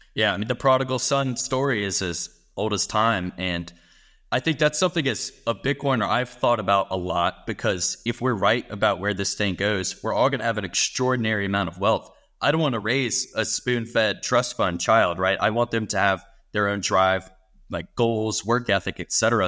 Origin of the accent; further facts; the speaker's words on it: United States; I'm an American. I'm living in America for the rest of my life